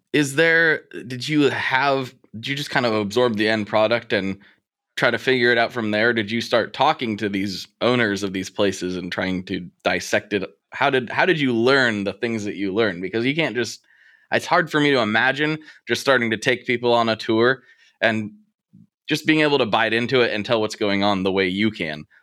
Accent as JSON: {"language": "English", "town": "Portland", "country": "United States", "tie": "born or raised there", "said": "here in my hometown"}